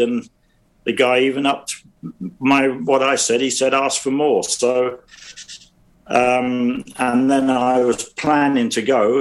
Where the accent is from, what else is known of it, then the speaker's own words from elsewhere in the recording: London, United Kingdom; I was brought up in South London, Streatham, Brixton